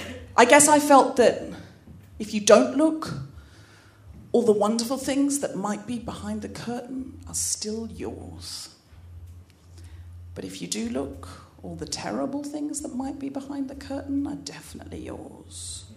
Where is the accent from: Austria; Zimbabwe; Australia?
Australia; I was brought up in Australia, and I know I don't sound especially Australian, but I read a lot of Enid Blyton as a child, and I picked up the accent from the books.